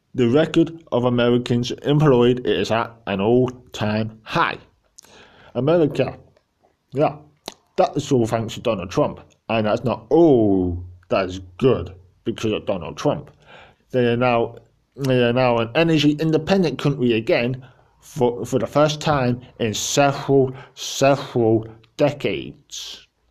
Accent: England, United Kingdom; I'm an English person

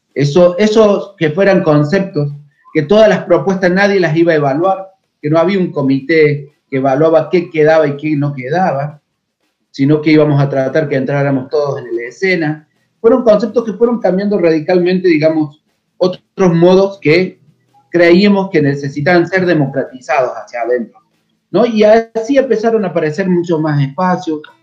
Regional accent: a town 100 km from Córdoba city, Argentina; yo vivía en un pueblo que se llama Villalique, a 100 kilómetros de Córdoba capital

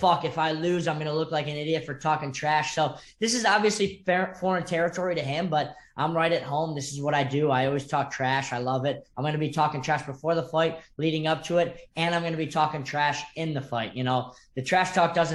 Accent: Chicago, Illinois, United States; moved away as an adult; now in South Florida, United States; I'm originally from Chicago

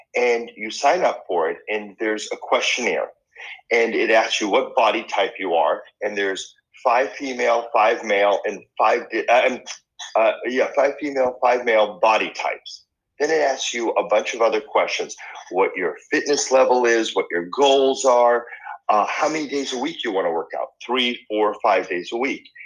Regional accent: Boston, Massachusetts, United States; moved away; I grew up in Boston

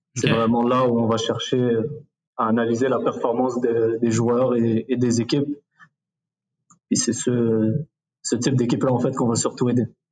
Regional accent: Quebec, Canada; also born or lived in Morocco; on, est pas mal au Québec

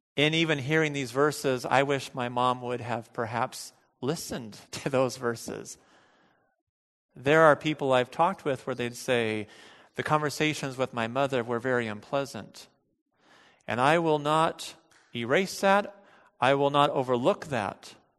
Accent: United States; as American bel-, Christians

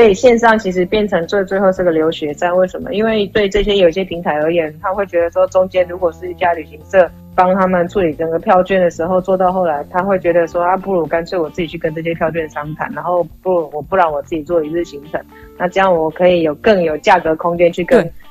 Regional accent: Taiwan; now in Thailand; 因为我是台湾人

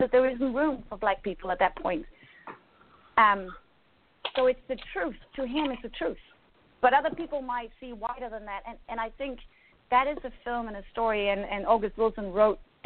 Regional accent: Denmark; I grew up in Denmark. You know, I'm from a completely different culture.

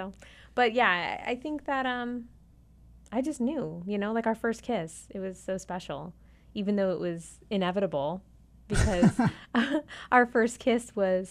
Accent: Davie, Florida, United States; moved away; I'm from Davie. Represent the 305-954.

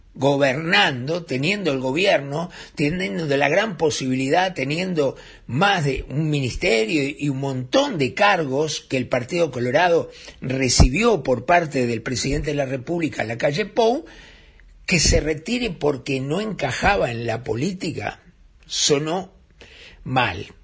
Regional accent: Uruguay; somos los uruguayos

